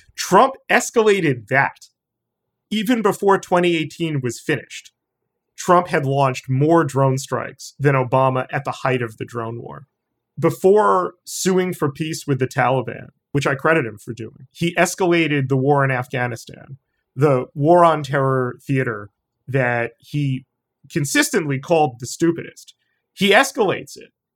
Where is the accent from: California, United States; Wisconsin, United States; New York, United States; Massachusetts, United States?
New York, United States; New York City; every New Yorker, particularly of my age